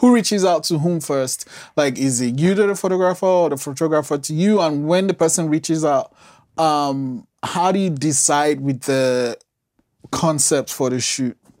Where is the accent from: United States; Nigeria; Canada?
Nigeria; moved away; I'm, I'm Nigerian, and I, I've lived outside the country for a while